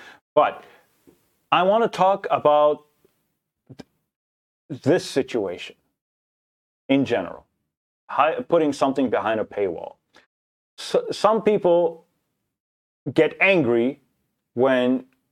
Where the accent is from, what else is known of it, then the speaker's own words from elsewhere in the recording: Lebanon; I am from Lebanon